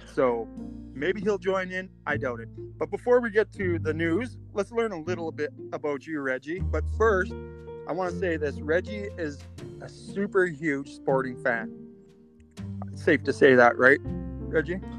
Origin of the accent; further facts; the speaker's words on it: Edmonton, Alberta, Canada; we're from Edmonton, Alberta, Canada